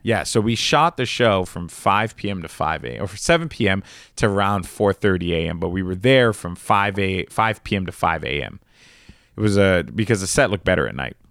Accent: New York, United States; We're both from New York

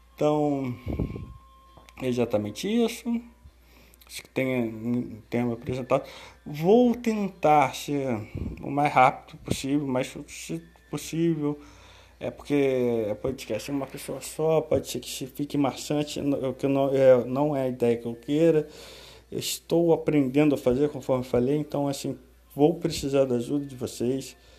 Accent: Rio de Janeiro, Brazil; sou do Rio

